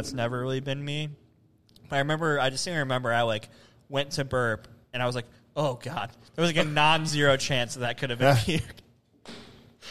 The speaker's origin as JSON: {"language": "English", "town": "Cleveland", "region": "Ohio", "country": "United States", "moved": "yes", "said": "I'm from Cleveland"}